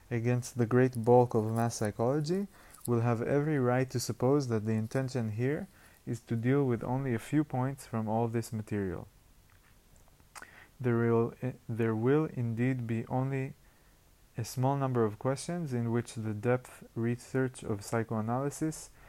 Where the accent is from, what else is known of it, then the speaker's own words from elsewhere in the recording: Yokneam, Northern District, Israel; אני במקור מהצפון, מיוקנעם, לפני זה מקיבוץ, אז אני גם קצת קיבוצניק, אני כאילו קצת סלט.